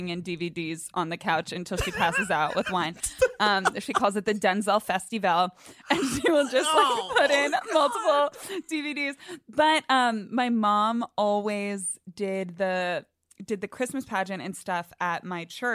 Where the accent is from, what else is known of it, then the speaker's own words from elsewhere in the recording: Northern Virginia, United States; Were like in Northern Virginia.